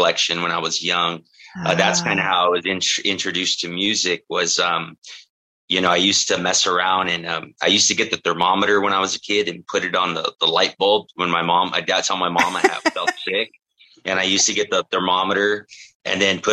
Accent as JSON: {"language": "English", "town": "Oxnard", "region": "California", "country": "United States", "tie": "born or raised there", "also_born_or_lived": "Orange County, California", "said": "I was born and raised in Oxnard, California"}